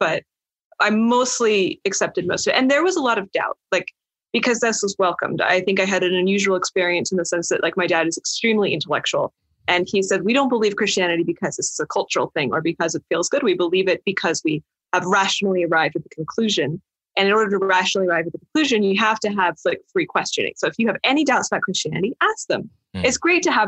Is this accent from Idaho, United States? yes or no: yes; Idaho, United States; also born or lived in California; I was actually born in California, despite mostly growing up in Idaho